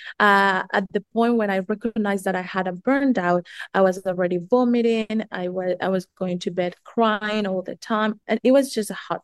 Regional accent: Colombia; moved away; also born or lived in United States / New Zealand; I'm originally from Colombia

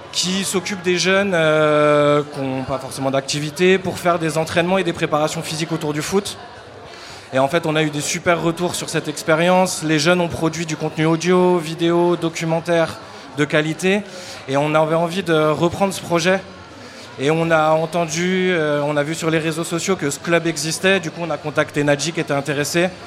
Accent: Marseille, Provence-Alpes-Côte d'Azur, France; j'ai 14 ans, je viens de Marseille, plus précisément à Kourou.

